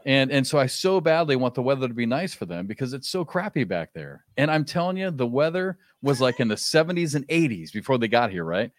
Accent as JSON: {"language": "English", "region": "Iowa", "country": "United States", "tie": "born or raised there", "also_born_or_lived": "Kansas", "moved": "as an adult", "said": "I grew up in Iowa"}